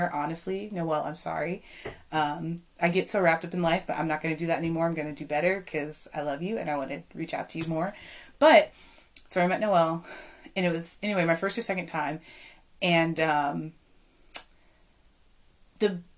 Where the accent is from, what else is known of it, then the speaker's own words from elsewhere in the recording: Culpeper, Virginia, United States; here to Culpeper, my hometown